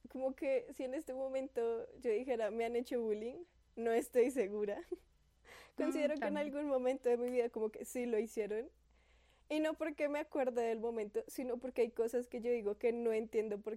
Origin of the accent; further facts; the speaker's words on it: Barranquilla, Atlántico, Colombia; Hubo un tiempo en el que viví en Barranquilla.